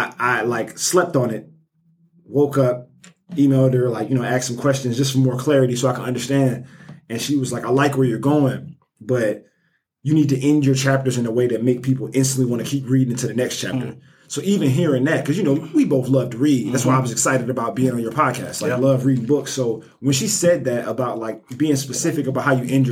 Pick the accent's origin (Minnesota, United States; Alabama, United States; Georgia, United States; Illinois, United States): Alabama, United States; Birmingham; I'm from Birmingham, born and raised Nigerian American